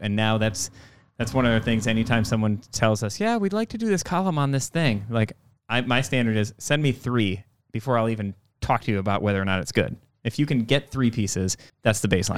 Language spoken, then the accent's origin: English; Door County, Wisconsin, United States; growing up in Door County